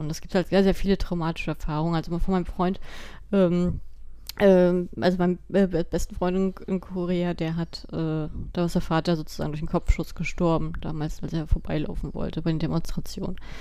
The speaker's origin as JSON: {"language": "German", "country": "Germany", "said": "bei uns in Deutschland"}